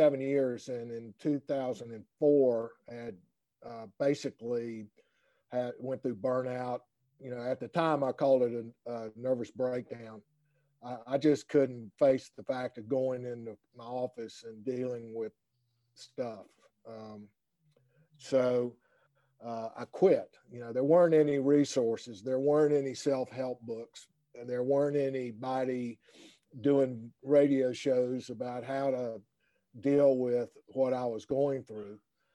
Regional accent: Winston-Salem, North Carolina, United States; accent: North Carolina; now in Portland, United States; my North Carolina accent

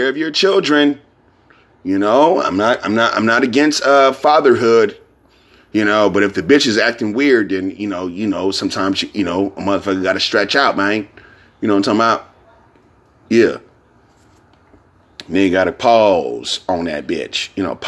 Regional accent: San Francisco, California, United States; I'm from San Francisco

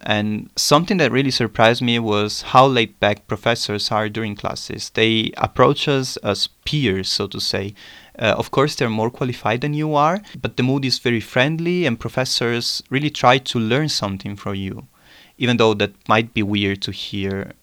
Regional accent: Italy; moved away as an adult; also born or lived in Trieste, Italy / Bremen, Germany; now in Munich, Germany; a city which is less than one hundred kilometers far away from my hometown.

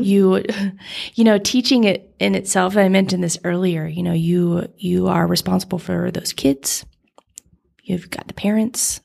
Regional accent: Nevada, United States; I grew up in Nevada

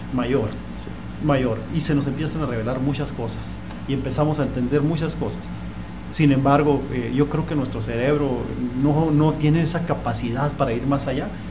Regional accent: Chihuahua, Mexico; también soy de, soy de Chihuahua

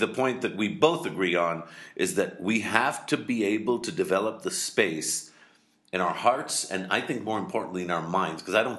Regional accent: Pakistan

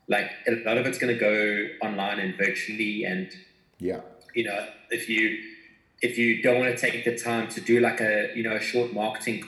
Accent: South Africa; we come from South Africa

